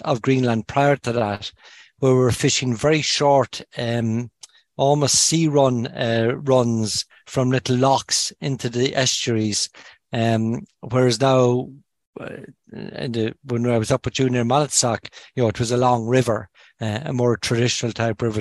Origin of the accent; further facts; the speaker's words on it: Kinsale, Munster, Ireland; now in Dublin, Ireland; I'm from Kinsale originally. So when I'm home, I try and fish my local river